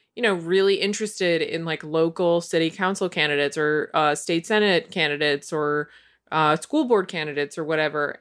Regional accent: Massachusetts, United States; I'm from Massachusetts

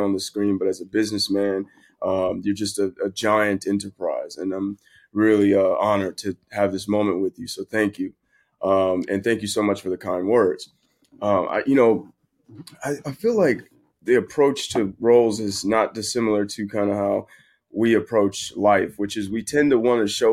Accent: San Bernardino, California, United States; San Bernardino is where I'm from, which is, you know, right near L.A.

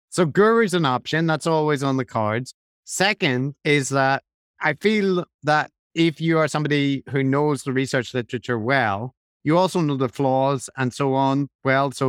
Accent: Ireland; also born or lived in London; I didn't drink Guinness growing up in Ireland? Not at all.

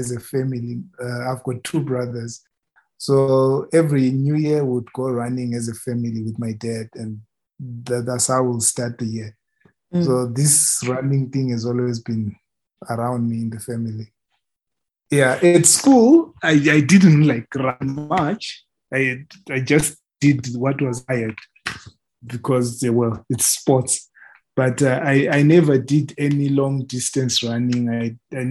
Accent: Bulawayo, Zimbabwe; moved away as an adult; also born or lived in Harare, Zimbabwe; now in Namibia; I was born in Zimbabwe. So I grew up in a town called Bulawayo

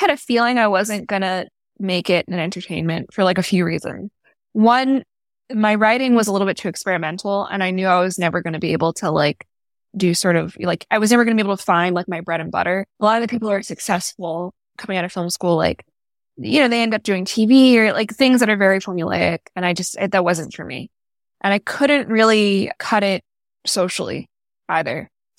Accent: Florida, United States; In a suburb nearby.

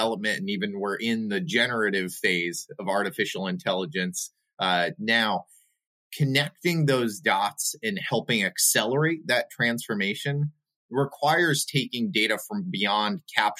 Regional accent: New York, United States; also born or lived in overseas; now in Buffalo, United States; I born and raised in New York and then overseas.

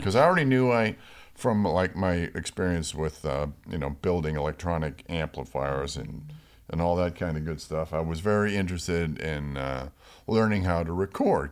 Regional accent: Rochester, New York, United States; now in Los Angeles, United States; I grew up in Rochester, New York

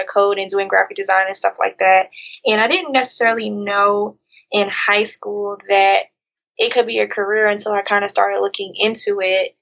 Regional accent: New Jersey, United States; moved away as an adult; now in Atlanta, United States; I'm originally from New Jersey. I currently live in Atlanta

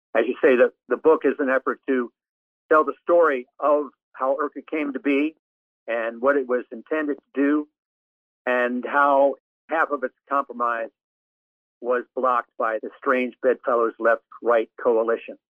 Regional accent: Maryland, United States; moved away as an adult; also born or lived in Arizona / Hermosillo, Mexico; growing up in Maryland and going to college at Notre Dame

